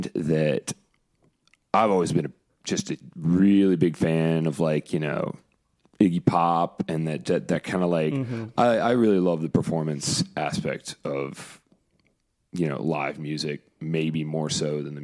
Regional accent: North Augusta, South Carolina, United States; moved away as an adult; now in Columbia, United States; Originally North Augusta

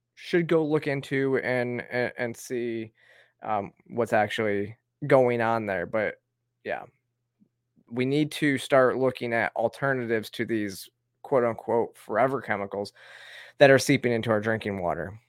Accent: Flint, Michigan, United States; now in Georgia, United States; I grew up, uh, with well water outside of Flint

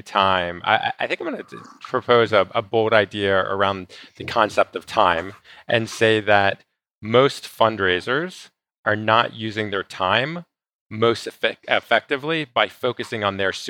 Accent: Atlanta, Georgia, United States; also born or lived in Israel; now in Las Vegas, United States; I actually live in Las Vegas now. I'm originally from Atlanta, Georgia, and by way of Israel.

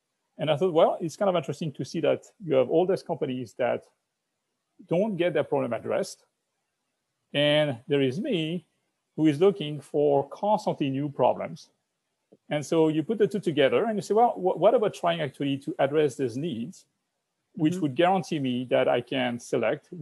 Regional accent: France; moved away as an adult; now in United States; as a French person living in the US, and I've been living in the US for 20 years, I'm now an American citizen

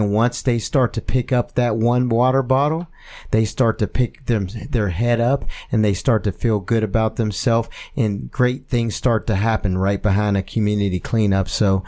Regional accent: Penn Hills, Pennsylvania, United States; because we're all from Penn Hills.

